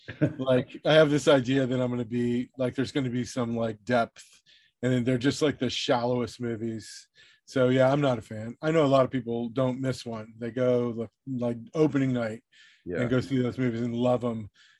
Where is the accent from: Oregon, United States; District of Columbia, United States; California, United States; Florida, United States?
California, United States; Southern; I grew up in Southern California.